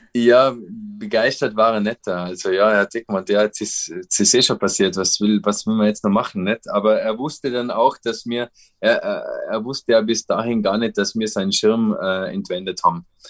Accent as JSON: {"language": "German", "country": "Austria", "said": "bei uns in Österreich"}